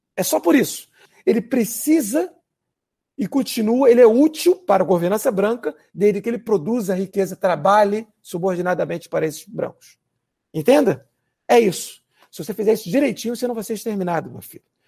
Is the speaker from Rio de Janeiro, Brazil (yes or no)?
yes; Rio de Janeiro, Brazil; vários colegas meus em Irajá, por exemplo, onde eu fui criado